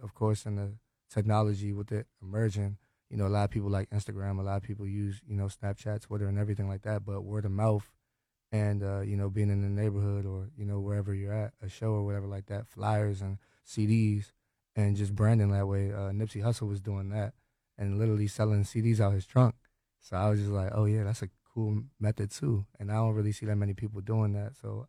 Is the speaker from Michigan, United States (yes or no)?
no; Hyattsville, Maryland, United States; now in Springdale, United States; I'm from Hyattsville, Maryland. I live in Springdale now.